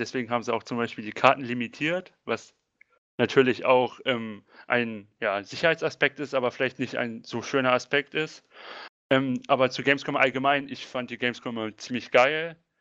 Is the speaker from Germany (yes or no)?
yes; Braunschweig, Lower Saxony, Germany; komme aus dem Großraum Braunschweig.